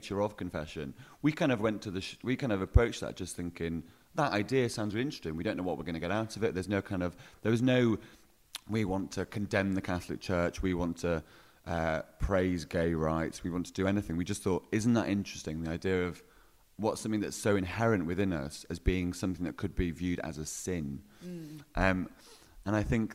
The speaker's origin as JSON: {"language": "English", "town": "Hebden Bridge", "region": "Yorkshire and the Humber", "country": "United Kingdom", "tie": "born or raised there", "moved": "as an adult", "lives_now": "Glasgow, United Kingdom", "said": "I'm from Yorkshire"}